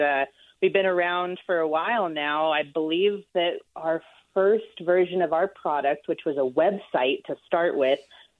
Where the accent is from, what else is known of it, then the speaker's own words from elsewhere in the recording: southeastern plains of Colorado, United States; I am from Colorado. That's where I grew up, on the southeastern plains.